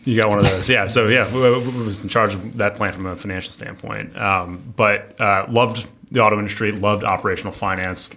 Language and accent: English; Detroit, Michigan, United States; also born or lived in Nashville, Tennessee; I'm from Detroit originally